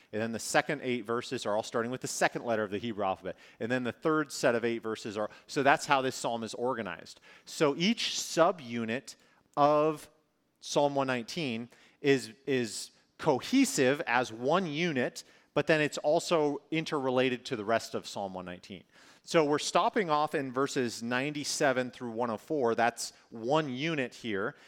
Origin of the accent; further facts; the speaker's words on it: northern Minnesota, United States; moved away; also born or lived in California; I grew up in Minnesota